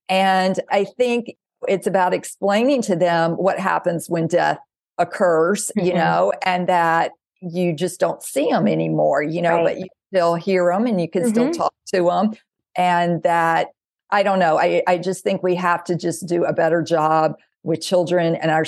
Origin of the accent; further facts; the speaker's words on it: the South, United States; Okay, I am 58 years old. It's like I didn't come here to please her, but I was told I did. And I grew up in the South.